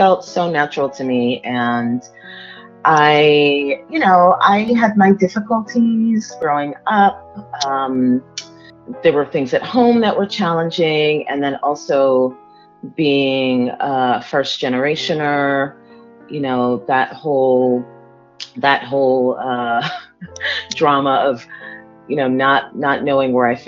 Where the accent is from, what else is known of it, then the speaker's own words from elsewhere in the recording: Miami, Florida, United States; also born or lived in Democratic Republic of the Congo; I grew up in Miami, but I was born in Africa. It was Zaire at the time. It's the Democratic Republic of Congo.